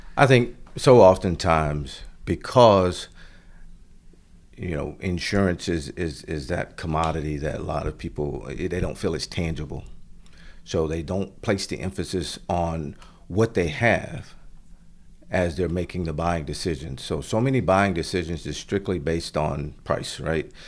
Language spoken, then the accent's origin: English; Florida, United States; moved away as an adult; now in Stafford, Virginia, United States; as a family growing up in Florida